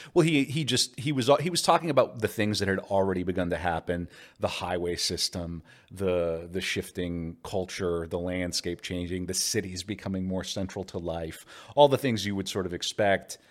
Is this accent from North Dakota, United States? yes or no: yes; Mandan, North Dakota, United States; also born or lived in Bismarck, North Dakota; I was raised, by and large, in Mandan, North Dakota, across the river